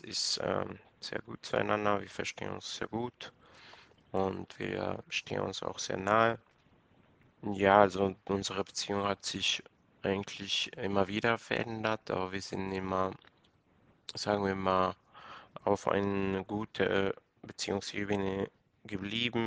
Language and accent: German; Ecuador; moved away; Ursprünglich komme ich aus Ecuador